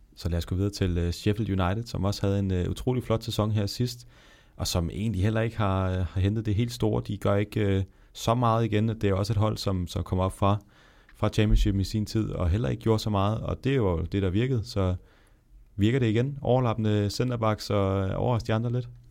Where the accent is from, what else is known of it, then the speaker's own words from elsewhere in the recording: Denmark; som dansker